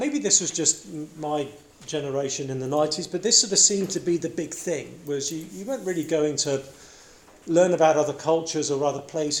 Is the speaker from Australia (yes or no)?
no; England, United Kingdom; now in United States; I come from England